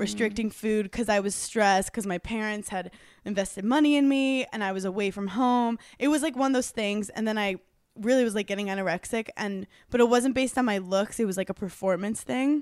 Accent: New York City, New York, United States; I grew up in New York City

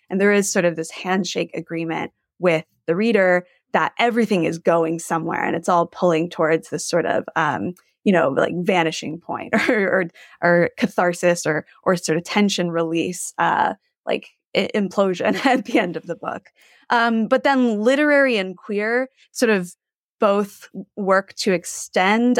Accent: Gulf Coast of Texas, United States; moved away; I grew up on the Gulf Coast of Texas

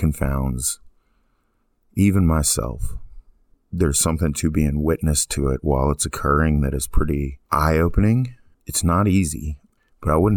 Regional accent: East Texas, United States; also born or lived in Abilene, Texas; I had come back to my hometown in East Texas

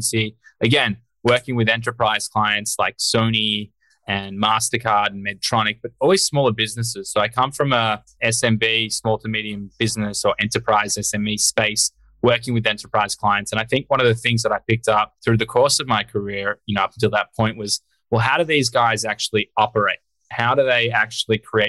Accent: Australia; moved away as an adult; now in United States; I'm Australian originally. I grew up over there.

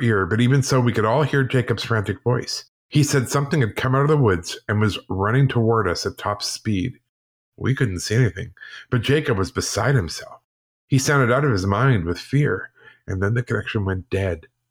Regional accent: United Kingdom; being British

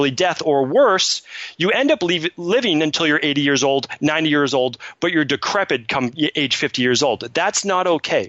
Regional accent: Medford, Massachusetts, United States; And then growing up in Medford, Massachusetts, like who becomes a naturopathic doctor?

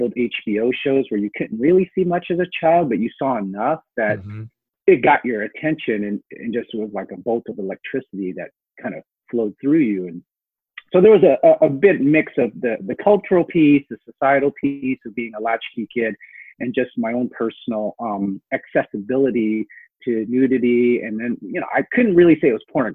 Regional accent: Seattle, Washington, United States; also born or lived in Hong Kong; Our parents moved us to a very urban area of South Seattle

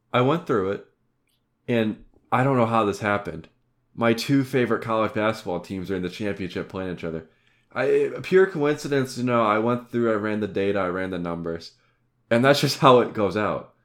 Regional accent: Ohio, United States; we're from Ohio

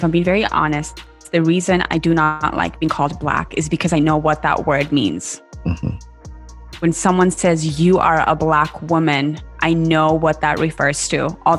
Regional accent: Kenya; now in United States; I'm Kenyan. Mm. And although I was naturalized 2 years ago, I don't even like calling myself American.

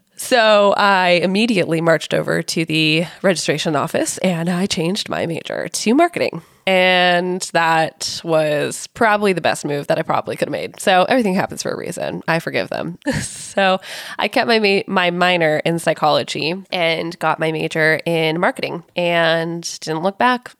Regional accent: Silicon Valley, California, United States; I grew up in Silicon Valley, and I was surrounded by entrepreneurs and big tech companies

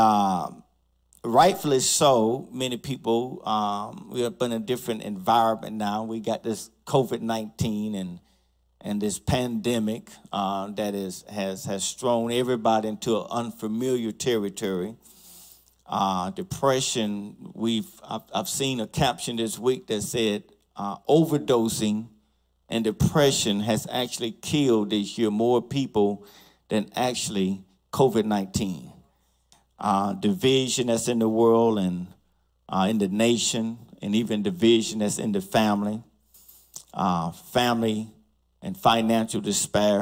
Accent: College Park, United States; a family of mine, the Love family, who I grew up with in College Park

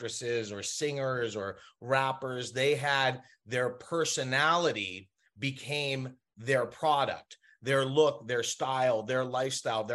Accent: Los Angeles, California, United States; there is a very small community in which we grew up in Los Angeles

